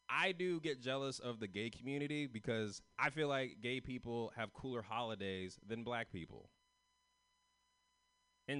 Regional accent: San Francisco, California, United States

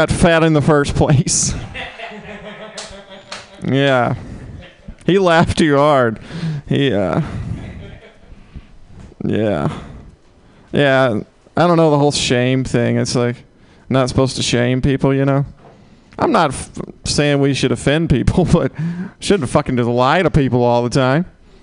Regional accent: Mississippi, United States; moved away; I'm from Mississippi

